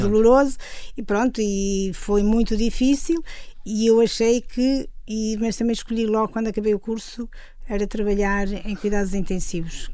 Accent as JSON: {"language": "Portuguese", "town": "Mondim de Basto", "region": "Norte", "country": "Portugal", "moved": "yes", "lives_now": "São Mamede de Infesta, Portugal", "said": "sou transmontana"}